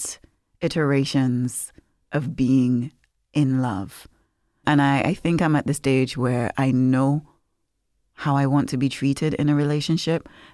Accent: Nevis, St. Kitts & Nevis; growing up in Nevis

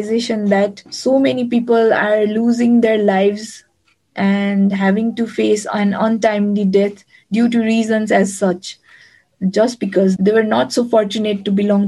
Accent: Kathmandu, Bagmati, Nepal; I'm from Kathmandu, Nepal.

